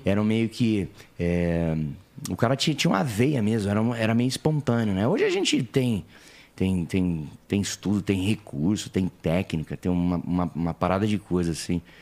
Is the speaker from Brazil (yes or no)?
yes; Penápolis, São Paulo, Brazil; accent: caipira; moved away as an adult; now in São Paulo, Brazil; Nascido e criado lá. Aí eu cheguei aqui com 20 anos